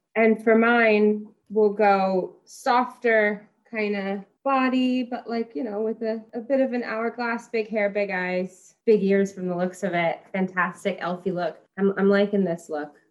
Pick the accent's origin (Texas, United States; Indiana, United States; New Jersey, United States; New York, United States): Texas, United States; I'm from Texas